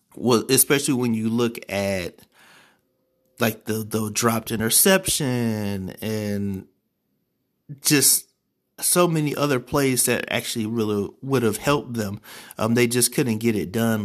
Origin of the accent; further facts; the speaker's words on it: Ohio, United States; my home state of Ohio.